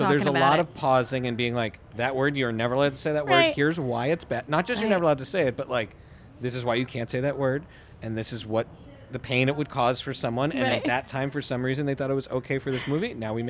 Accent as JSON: {"language": "English", "country": "Canada", "tie": "born or raised there", "said": "I grew up in Canada"}